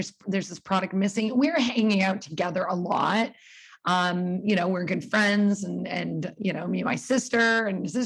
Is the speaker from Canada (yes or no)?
yes; Burlington, Ontario, Canada; moved away as an adult; also born or lived in New York, United States / Australia; I was born in Burlington, Ontario, and that's where I live right now